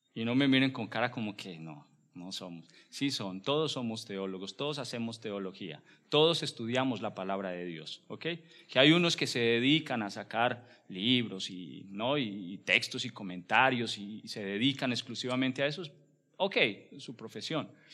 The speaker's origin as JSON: {"language": "Spanish", "country": "Colombia", "said": "como buen colombiano, buen hispano que somos"}